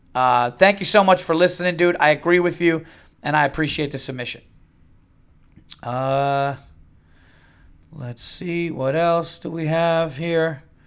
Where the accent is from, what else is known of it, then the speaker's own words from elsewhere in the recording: United States; as an American